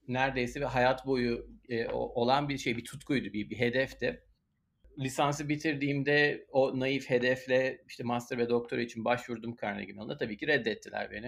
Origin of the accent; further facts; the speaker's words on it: Istanbul, Turkey; moved away as an adult; now in Pittsburgh, United States; İstanbul'da doğduk, büyüdük. Hayatımızın önemli bir kısmını orada geçirdik